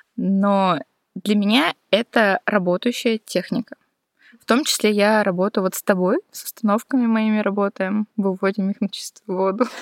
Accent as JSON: {"language": "Russian", "region": "Udmurtia", "country": "Russia", "tie": "born or raised there", "also_born_or_lived": "Saint Petersburg", "said": "лет до пяти, до трё, четырёх мама щас с папой жили, потом вот мы уехали из Питера в Удмуртию"}